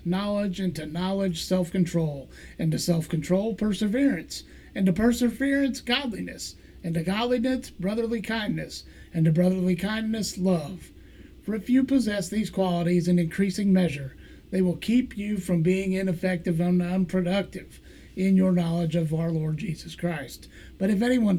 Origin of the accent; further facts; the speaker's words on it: Missouri, United States; I'm from Missouri. It's the show me state